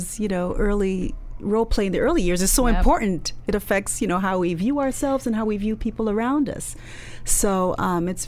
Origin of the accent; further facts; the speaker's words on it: Canada; although I was born in Canada, my background is Nigerian